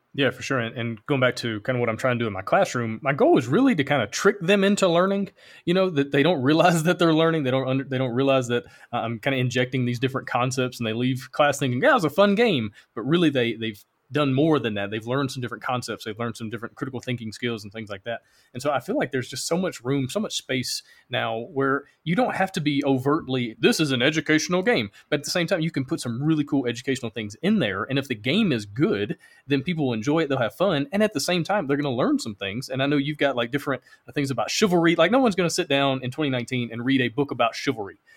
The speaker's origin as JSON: {"language": "English", "region": "Alabama", "country": "United States", "said": "I'm from Alabama"}